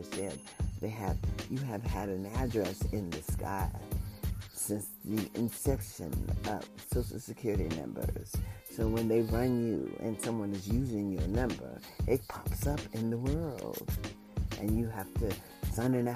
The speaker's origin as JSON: {"language": "English", "country": "United States", "also_born_or_lived": "Las Vegas, Nevada", "said": "as an American citizen"}